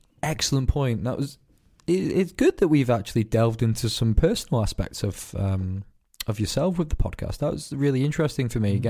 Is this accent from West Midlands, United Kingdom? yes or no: no; Glasgow, Scotland, United Kingdom; also born or lived in Isle of Man; I got bullied a lot for being a Scottish cunt here, and I got bullied a lot for being an English cunt in Scotland, because I hopped between the Isle of Man and Glasgow, and I was fucking ginger.